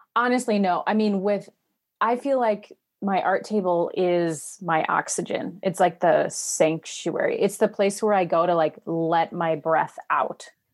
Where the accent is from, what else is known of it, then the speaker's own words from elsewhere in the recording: Wisconsin, United States; moved away as an adult; I'm from Wisconsin, grew up here, but then I moved away for many, many years and just came back a year and a half